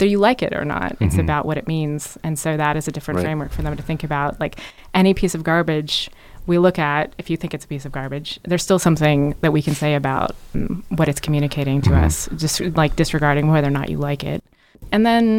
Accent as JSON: {"language": "English", "town": "Orlando", "region": "Florida", "country": "United States", "tie": "born or raised there", "moved": "as an adult", "said": "I'm from Orlando, Florida"}